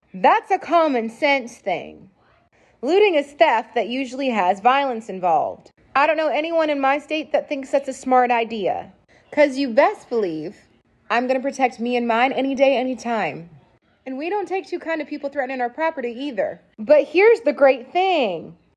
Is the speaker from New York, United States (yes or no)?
no; Texas, United States; I'm from Texas